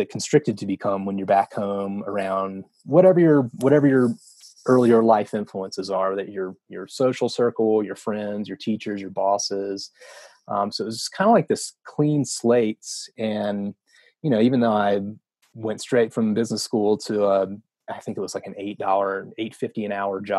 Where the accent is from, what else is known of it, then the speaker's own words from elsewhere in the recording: the South, United States; You know, I grew up in the South. You know, there's a lot of cultural norms in the South, and, you know, ideas around, you know, religion and race and you know, sexuality, everything, the whole spectrum.